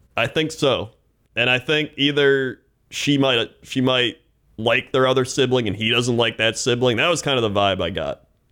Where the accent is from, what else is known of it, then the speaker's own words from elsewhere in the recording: Fond du Lac, Wisconsin, United States; Fond du Lac, Wisconsin, my hometown and home of the Big Mac guy.